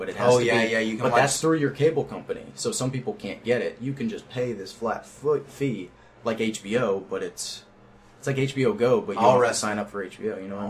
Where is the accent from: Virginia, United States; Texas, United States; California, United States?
Texas, United States; Houston; also born or lived in New York / Los Angeles; I was born in New York, and I spent a couple years in Los Angeles, but Houston, I moved there when I was 10, and then all the way through when I was 18.